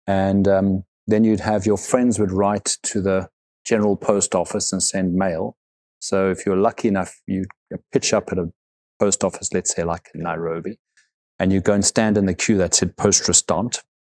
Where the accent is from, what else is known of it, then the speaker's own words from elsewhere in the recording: South Africa; moved away; I grew up in South Africa